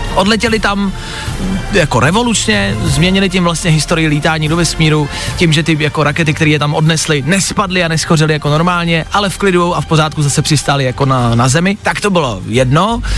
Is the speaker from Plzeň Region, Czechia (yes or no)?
yes; Plzeň, Plzeň Region, Czechia; Já jsem Plzeňák a my ty tramvaje vyrábíme